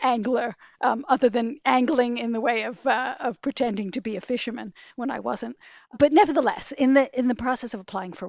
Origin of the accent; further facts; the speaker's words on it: New York City, New York, United States; I grew up in New York City, very much a New Yorker.